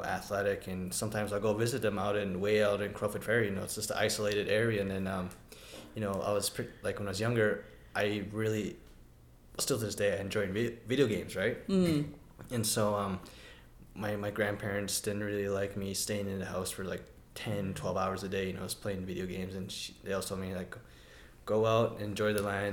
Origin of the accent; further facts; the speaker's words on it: Siksika Nation, Alberta, Canada; I'm from the Siksika Nation